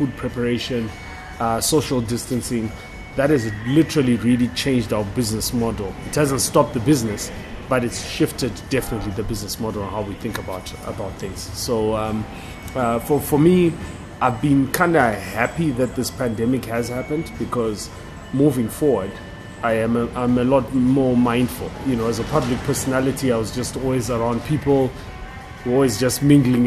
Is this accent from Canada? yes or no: no; Bulawayo, Zimbabwe; I'm back in my hometown in Bulawayo